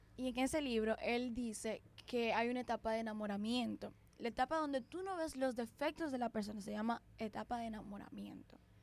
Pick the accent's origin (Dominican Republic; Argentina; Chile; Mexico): Dominican Republic; somos dominicanas. Y aquí en República Dominicana